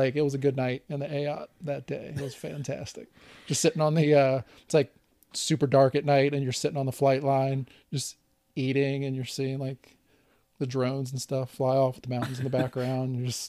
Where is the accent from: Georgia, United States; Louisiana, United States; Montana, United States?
Louisiana, United States; We're both from Louisiana, and they made a gumbo.